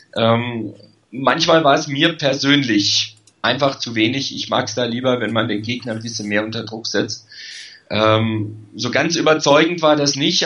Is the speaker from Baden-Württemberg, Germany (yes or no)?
yes; Karlsruhe, Baden-Württemberg, Germany; weil ich in Karlsruhe geboren bin